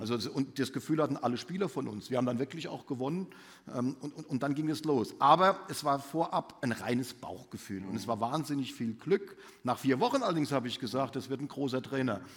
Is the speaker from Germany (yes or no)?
yes; Mainz, Rhineland-Palatinate, Germany; moved away; Mainz wird doch immer meine Heimat bleiben. Also meine Eltern wohnen in Mainz